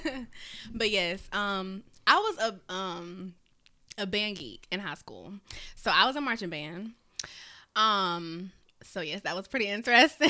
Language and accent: English; South Carolina, United States; now in Augusta, United States; I am from South Carolina, although I stay over here in Augusta, Georgia, but, you know, I'm still a Carolina girl